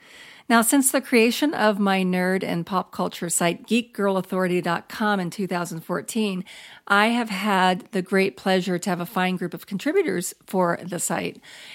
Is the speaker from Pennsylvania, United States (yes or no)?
no; Florida, United States; A, we're in a drought. B, I'm from Florida and I miss the rain.